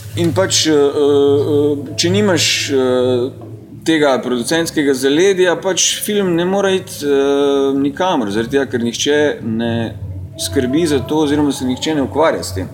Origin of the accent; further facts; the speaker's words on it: Maribor, Drava, Slovenia; moved away as an adult; also born or lived in Ljubljana; Maribor je uh, moj rojstni kraj in v Mariboru sem preživel teh svojih 19 let